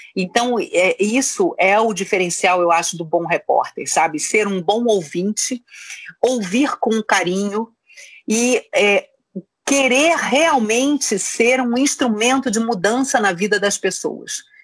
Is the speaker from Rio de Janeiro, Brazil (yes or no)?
yes; Rio de Janeiro, Brazil; moved away as an adult; now in São Paulo, Brazil; Eu fui criada no Rio de Janeiro. E até os 25 anos morei no Rio de Janeiro.